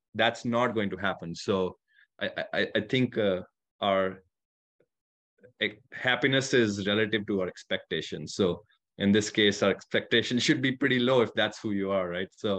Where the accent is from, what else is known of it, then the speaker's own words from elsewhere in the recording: India; also born or lived in California; now in Michigan, United States; I grew up in India, far from any ocean